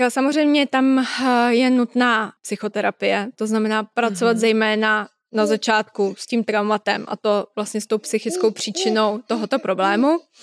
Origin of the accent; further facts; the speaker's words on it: Czechia; u nás v Čechách